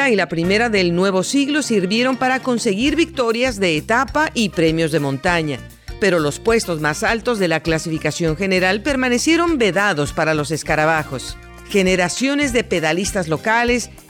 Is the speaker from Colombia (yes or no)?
yes; Colombia; yo creo que ese tercer lugar es bastante bueno ya que somos colombianos, es muy joven.